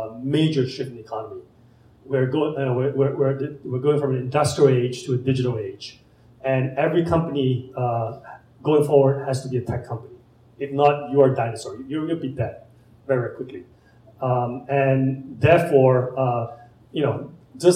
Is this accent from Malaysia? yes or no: yes; Malaysia; moved away as an adult; also born or lived in San Francisco; now in Indianapolis, United States; I'm an immigrant from Malaysia. I came here with two suitcases